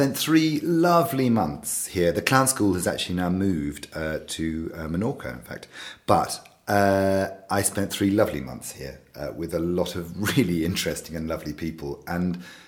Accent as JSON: {"language": "English", "area": "around Bristol", "region": "South West England", "country": "United Kingdom", "also_born_or_lived": "Devon / Somerset", "said": "Well, I'm from England, and I've spent most of my life in the southwest of England, around Bristol, around that area, and a bit further down into Devon, and then up into Somerset."}